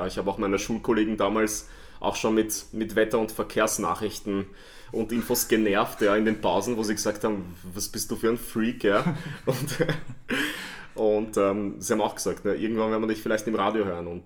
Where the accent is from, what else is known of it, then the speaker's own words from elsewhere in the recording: Vienna, Austria; freue mich, dass ich hier bin, in meiner alten Heimat in Wien und bei euch, wo ich mich sehr, sehr wohlfühle.